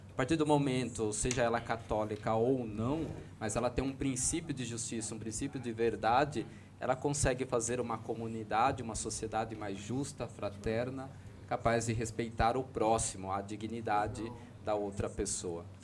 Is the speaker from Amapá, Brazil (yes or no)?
no; Mairinque, São Paulo, Brazil; moved away; also born or lived in Sorocaba; nasci em Sorocaba, fui criado em Mairim, que é ali naquela região, então região de, de sítio mesmo